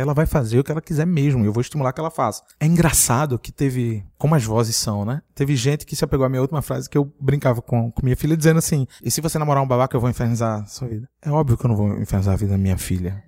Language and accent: Portuguese; Recife, Pernambuco, Brazil; moved away; Eu vim de uma cidade muito machista, eu sou do Recife, provavelmente é a cidade mais machista do Brasil